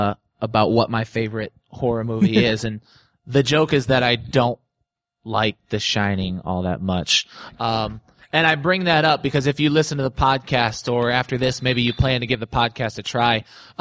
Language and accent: English; Evansville, Indiana, United States; I'm from Evansville, so we came in from Evansville